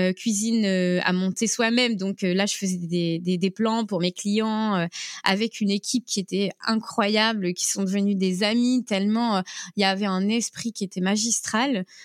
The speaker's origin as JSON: {"language": "French", "town": "Brest", "region": "Brittany", "country": "France", "said": "je suis euh, de Bretagne, euh, précisément de Brest, et ma famille vit en presqu'île de Crozon"}